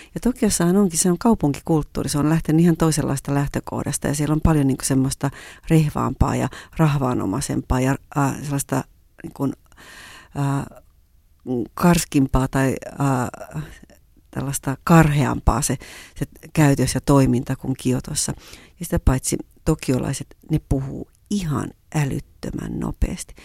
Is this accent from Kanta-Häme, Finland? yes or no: no; Kuusankoski, Kymenlaakso, Finland; moved away as an adult; also born or lived in Japan; Kuusankoskesta, josta mä halusin tarpeeksi kauas siinä vaiheessa, missä mä olin kotoisin